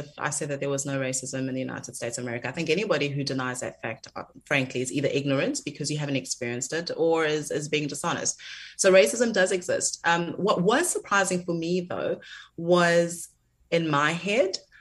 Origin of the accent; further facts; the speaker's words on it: South Africa; as a South African